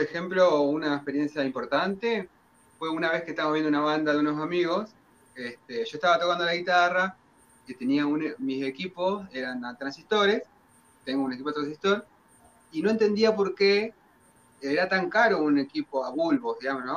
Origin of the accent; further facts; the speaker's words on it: Dolores, Buenos Aires Province, Argentina; nuestro, de nuestro pueblo ciudad